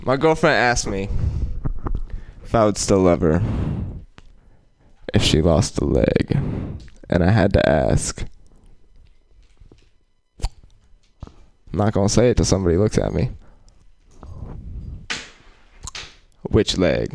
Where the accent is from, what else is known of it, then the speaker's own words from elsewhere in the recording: Oakland, California, United States; I'm from Oakland